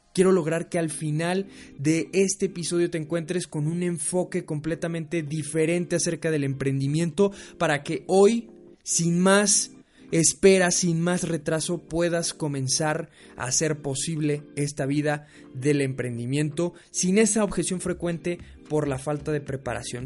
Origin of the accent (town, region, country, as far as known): Mexico